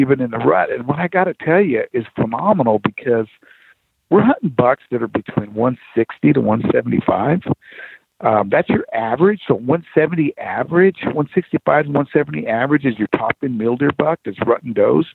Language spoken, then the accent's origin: English; Arizona, United States; I grew up here in Arizona